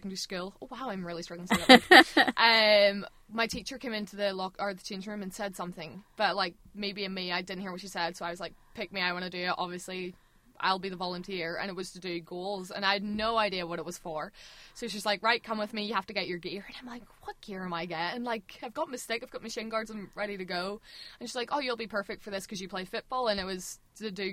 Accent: Larne, Northern Ireland, United Kingdom; I'm from Larne.

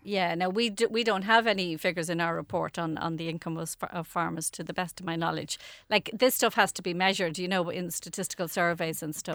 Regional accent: Dublin, Leinster, Ireland; I grew up in Raheny

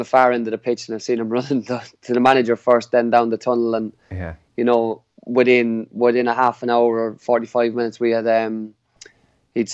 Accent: Carlow, Leinster, Ireland; moved away as an adult; also born or lived in Dublin, Ireland / Sligo, Ireland / Manchester, England / Grimsby, England; now in Newport, United Kingdom; I'm from Carlow, a country fella.

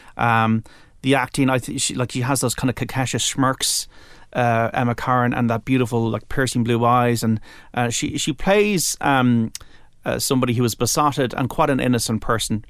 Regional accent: Ireland; as an Irish person

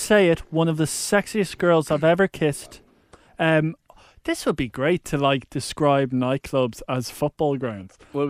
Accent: Mayo, Connacht, Ireland; I'm from Mayo.

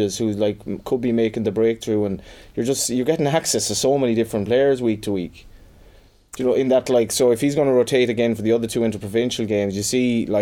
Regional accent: Galway, Connacht, Ireland; now in Dublin, Ireland; now I live there myself, but I'm from Galway.

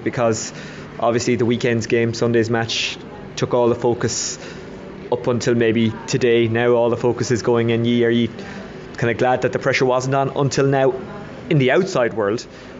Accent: Waterford, Munster, Ireland; I'm from Waterford

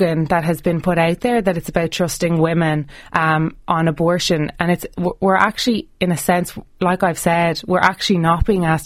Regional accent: Ireland; as an Irish person

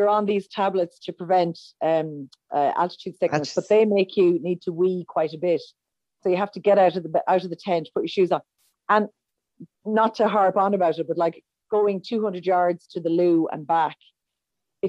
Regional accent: Roscommon, Connacht, Ireland; moved away; I'm originally from Roscommon

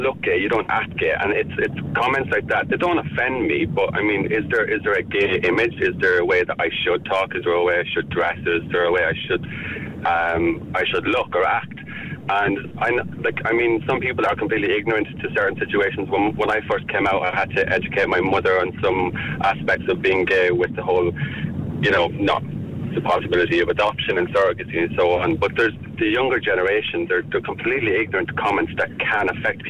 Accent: Ireland; as a gay man growing up in Ireland, I'm 28 years of age

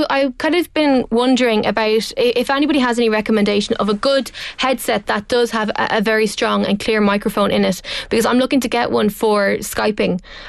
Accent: Dublin, Leinster, Ireland; But I'm from Dublin.

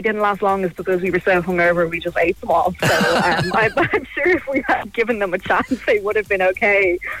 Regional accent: Ireland; being the Irish kind of money savers we are

